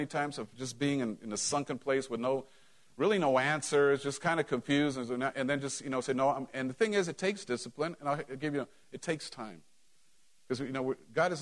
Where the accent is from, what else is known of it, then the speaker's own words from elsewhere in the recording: Mexico; moved away; when I grew up in Mexico